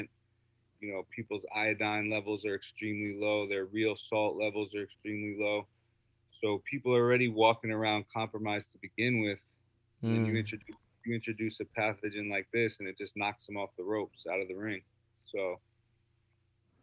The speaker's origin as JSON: {"language": "English", "area": "Rockland County", "region": "New York", "country": "United States", "tie": "born or raised there", "also_born_or_lived": "Harlem, Manhattan, New York", "said": "Then I moved up to Rockland County, New York suburbs"}